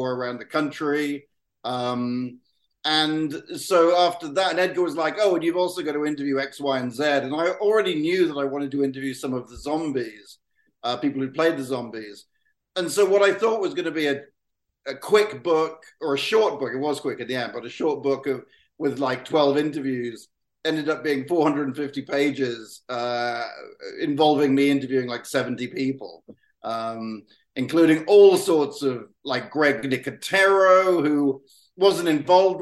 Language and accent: English; South West England, United Kingdom; someone from my hometown made a movie